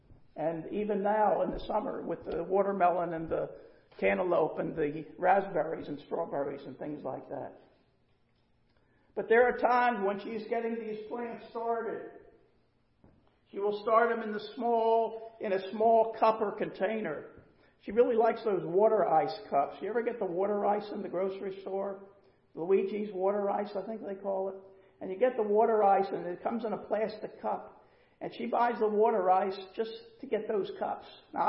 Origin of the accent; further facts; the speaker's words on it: Pennsylvania, United States; also born or lived in Florida; now in North Carolina, United States; And so we were transplants from Pennsylvania to Florida. And now we're transplants from Florida to North Carolina.